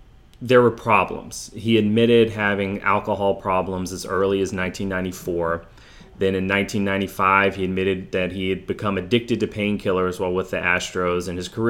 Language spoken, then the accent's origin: English; Houston, Texas, United States; I grew up in the Houston area